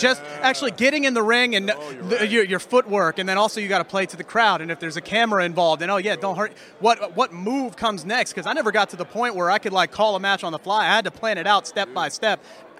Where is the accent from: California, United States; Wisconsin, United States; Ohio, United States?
Ohio, United States; Cincinnati; I'm from the Cincinnati area.